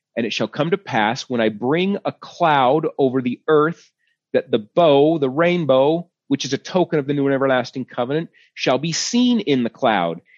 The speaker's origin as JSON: {"language": "English", "town": "Sandy", "region": "Utah", "country": "United States", "tie": "born or raised there", "said": "I was born in Sandy, Utah"}